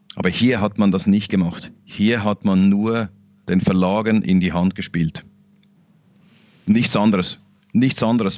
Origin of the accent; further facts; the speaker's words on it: Switzerland; Wir in der, in der Schweiz